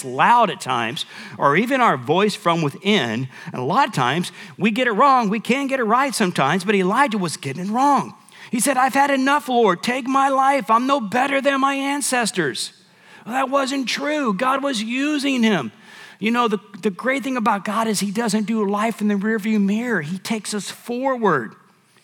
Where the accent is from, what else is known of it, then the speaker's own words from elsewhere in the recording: Michigan, United States; now in San Antonio, United States; My dad had got out of the military. We went to Michigan where we lived